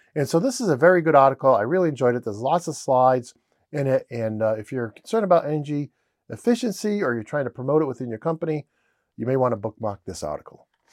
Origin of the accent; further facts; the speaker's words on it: Rhode Island, United States; I'm from Rhode Island, and I always say ideas with an R